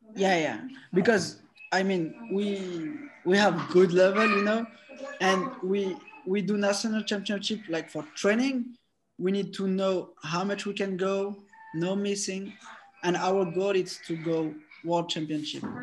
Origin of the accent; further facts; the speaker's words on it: Paris, Île-de-France, France; I'm from Paris, France